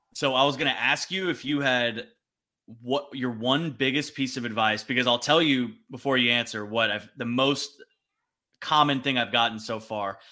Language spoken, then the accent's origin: English; Pasadena, California, United States; now in Austin, United States; I grew up in Pasadena